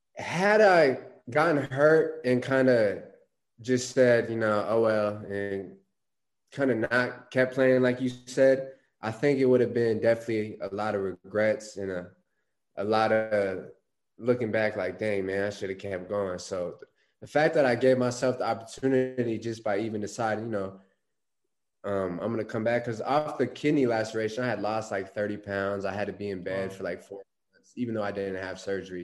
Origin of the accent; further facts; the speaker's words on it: Phoenix, Arizona, United States; I'm actually born and raised in Phoenix. Um, grew up here, went to high school at Boulder Creek High School, about 30 minutes north of Phoenix